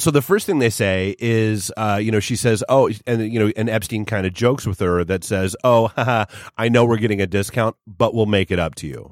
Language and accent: English; New Hampshire, United States; I grew up in New Hampshire